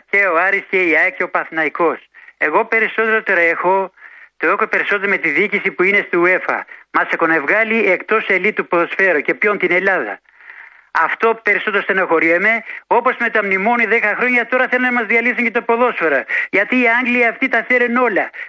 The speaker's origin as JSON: {"language": "Greek", "town": "Gjirokastër", "region": "Gjirokastër County", "country": "Albania", "lives_now": "Piraeus, Greece", "said": "από Πειραιά. Έχω πάρει πριν δύο μήνε ε, που είμαι από το από το Αργυρόκαστρο."}